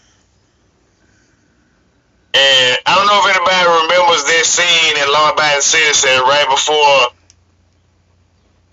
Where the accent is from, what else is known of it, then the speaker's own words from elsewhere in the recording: Arkansas, United States; moved away as an adult; now in Wisconsin, United States; I'm originally from Arkansas.